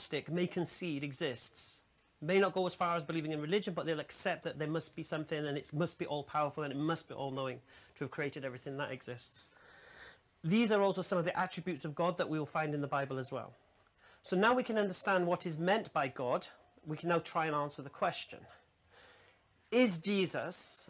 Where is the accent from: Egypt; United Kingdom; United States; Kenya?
United Kingdom; England; I'm an English revert to Islam